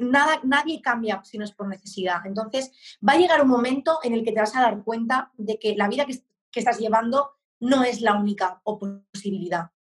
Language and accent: Spanish; Barcelona, Catalonia, Spain; moved away as an adult; now in Murcia, Spain; con 23 años me mudé a Murcia, yo soy de Barcelona